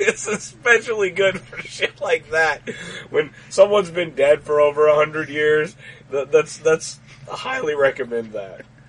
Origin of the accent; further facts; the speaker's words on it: Texas, United States; this is the only place I've ever lived. It's in Texas